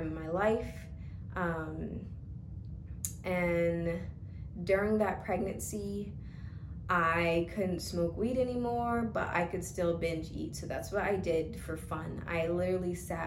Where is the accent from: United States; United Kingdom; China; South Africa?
United States; Georgia; also born or lived in Stockbridge, Georgia; I'm from Georgia, born and raised.